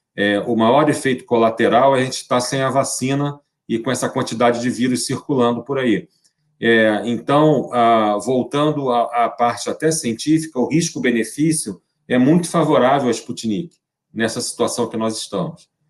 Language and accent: Portuguese; Brazil; eu sou brasileiro